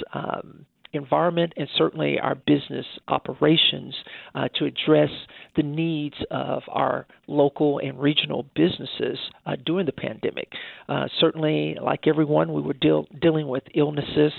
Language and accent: English; Wichita, Kansas, United States; I grew up here in uh, Wichita, Kansas, so I am a, a native of Wichita